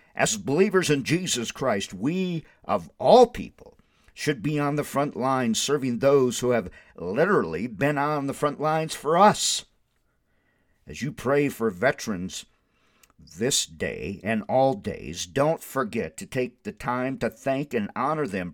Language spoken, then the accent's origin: English; Windom, Minnesota, United States; moved away as an adult; now in Albuquerque, United States; I graduated from Wyndham High School in nineteen seventy-four